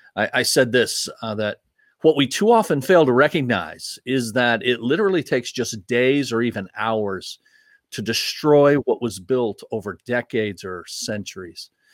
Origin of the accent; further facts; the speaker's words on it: United States; as an American